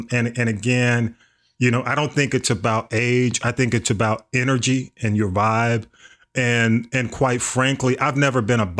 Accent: Atlanta, Georgia, United States; I grew up in Atlanta

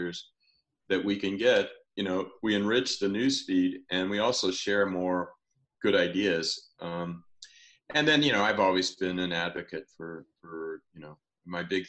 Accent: Illinois, United States; I'm from Illinois

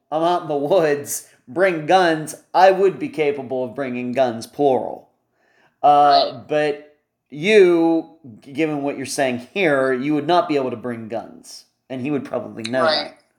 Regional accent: western Pennsylvania, United States; moved away; I'm from originally from Pennsylvania, not flat where I grew up in western Pennsylvania

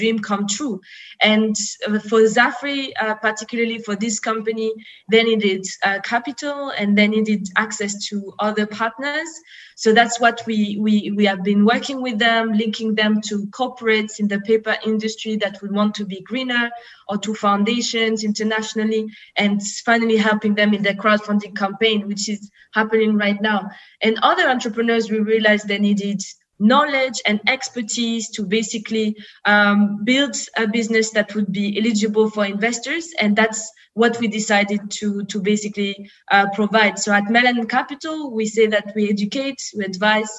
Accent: France; moved away as an adult; now in Frankfurt, Germany; I grew up in France, but I have all my family back in Congo, Mali, and Senegal

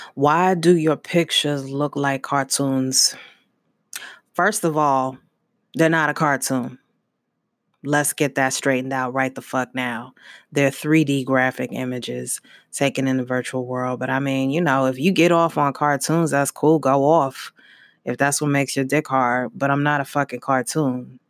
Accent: Brooklyn, New York, United States; Brooklyn, New York. My parents moved around a lot, um, through New York, but mainly in Brooklyn.

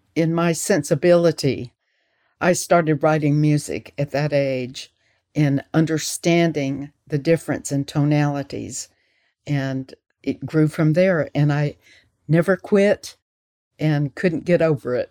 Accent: Florence, Alabama, United States; moved away as an adult; also born or lived in California; I was born in Florence, Alabama, and this is where I live right now.

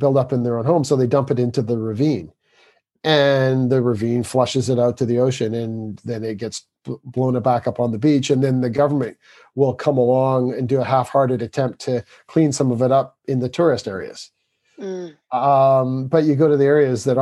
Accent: Canada; moved away as an adult; now in England, United Kingdom; I'm from Canada. I live in England.

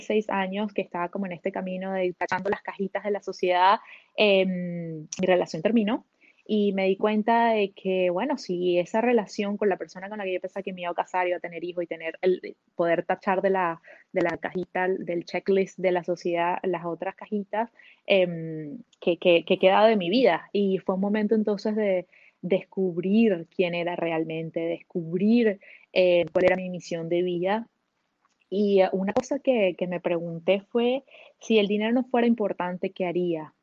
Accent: Venezuela; moved away as an adult; now in Canada; yo soy venezolana de origen, pero llevo 10 años viviendo en Canadá.

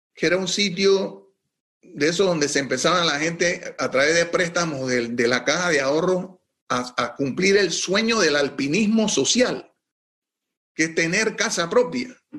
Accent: Panama; moved away as an adult; also born or lived in New York; como panameño

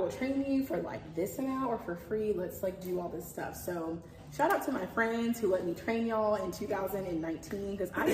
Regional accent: Columbia, South Carolina, United States; I grew up in Columbia, South Carolina

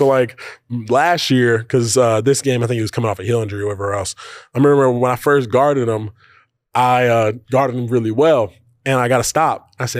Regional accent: Charlotte, North Carolina, United States; I grew up watching Kemba in Charlotte, North Carolina.

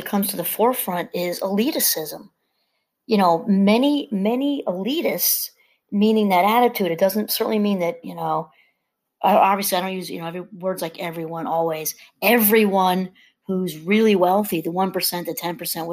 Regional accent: New York, United States; I'm from New York

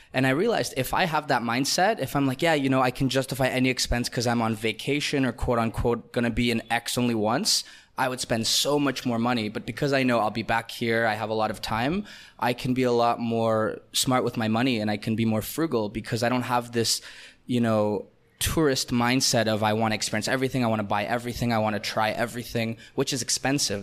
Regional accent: Canada; first language Russian; English is a second language; moved away; also born or lived in Israel; Born in Israel, raised in Canada

